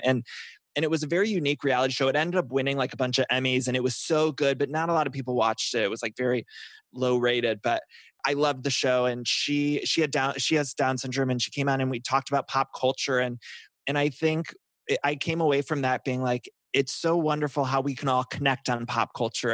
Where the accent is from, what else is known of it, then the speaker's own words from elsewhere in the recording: Ohio, United States; I'm from Ohio